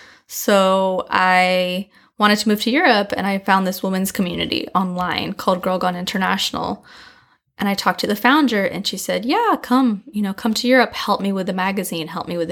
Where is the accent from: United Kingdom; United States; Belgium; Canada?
United States; San Diego, California; now in China; Currently, home is China, but I grew up and I was raised in San Diego, California.